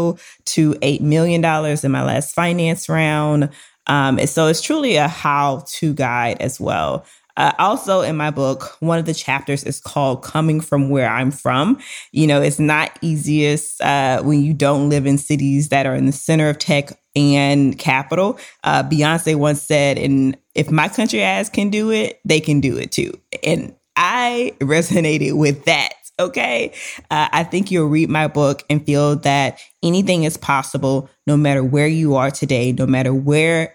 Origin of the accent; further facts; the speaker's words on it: Louisiana, United States; we are both from Louisiana